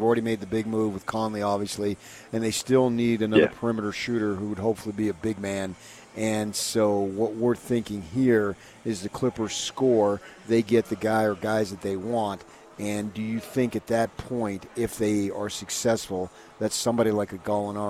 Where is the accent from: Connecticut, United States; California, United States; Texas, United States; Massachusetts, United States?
California, United States; Now, we're both from California.